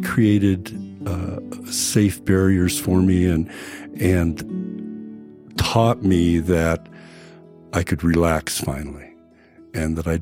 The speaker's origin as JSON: {"language": "English", "town": "Hermosa Beach", "region": "California", "country": "United States", "said": "I'm from Hermosa Beach, California."}